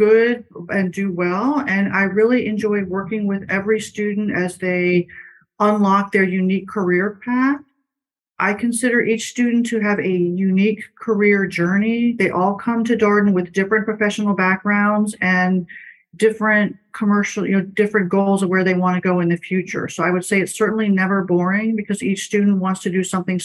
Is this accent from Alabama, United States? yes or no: no; Washington, District of Columbia, United States; I'm a native of Washington, D.C. I grew up in Georgetown